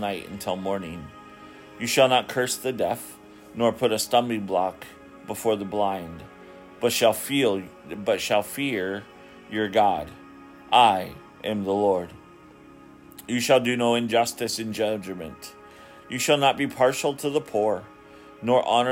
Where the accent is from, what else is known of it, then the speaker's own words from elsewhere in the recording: Ketchikan, Alaska, United States; my hometown of Ketchikan, Alaska